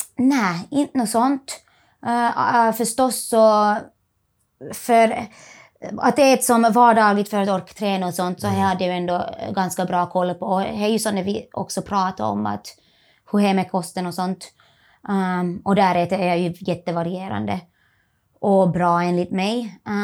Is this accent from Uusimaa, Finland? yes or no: no; Merikart, Laihia, near Vaasa, Ostrobothnia, Finland; moved away as an adult; now in Australia; Jag är från, kommer från, är född och uppvuxen i Merikart, som är i Lillkyrro, lite utanför Vasa